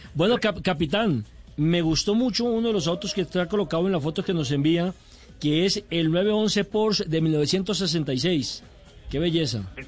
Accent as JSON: {"language": "Spanish", "country": "Colombia"}